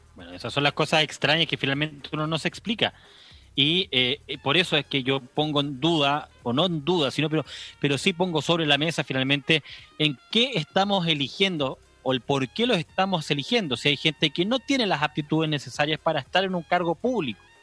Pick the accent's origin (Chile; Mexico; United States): Chile; nosotros como chilenos